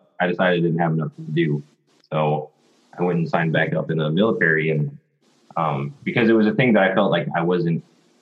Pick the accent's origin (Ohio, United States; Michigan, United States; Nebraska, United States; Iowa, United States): Michigan, United States; Grand Blanc; also born or lived in Korea / Hawaii / Texas / Maryland; I grew up in Michigan. I was born and raised here in Grand Blanc.